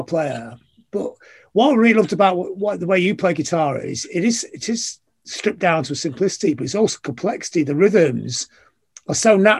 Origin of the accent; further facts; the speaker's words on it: Blackpool, North West England, United Kingdom; I'm actually from Blackpool